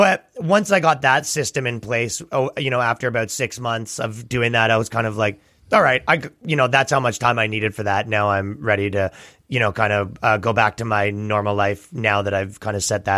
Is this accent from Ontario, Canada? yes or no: yes; Toronto, Ontario, Canada; where I'm from Toronto, basically here, they're essentially giving you a curfew and a bedtime